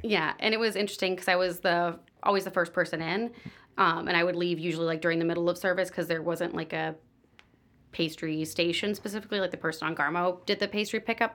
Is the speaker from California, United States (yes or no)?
yes; San Diego, California, United States; moved away as an adult; also born or lived in Orange County, California / Cincinnati; now in Chicago, United States; I grew up in San Diego